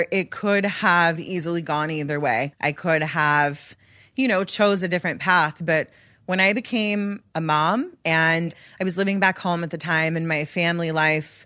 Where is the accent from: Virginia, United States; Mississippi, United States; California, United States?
Mississippi, United States; I'm from Mississippi. My mom was a victim of domestic violence at a very young age, and she almost died at the hands of her fiance. And, you know, I grew up in an abusive household